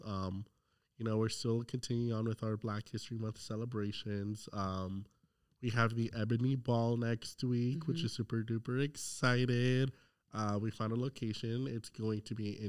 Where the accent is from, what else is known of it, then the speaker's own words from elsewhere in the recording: South Florida, United States; now in Raleigh, United States; I'm from South Florida